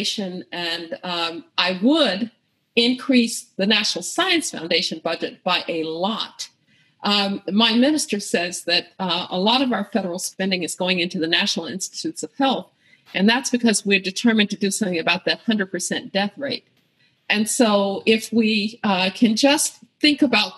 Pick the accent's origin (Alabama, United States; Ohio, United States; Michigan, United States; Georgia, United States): Alabama, United States; Birmingham; I grew up in Birmingham, Alabama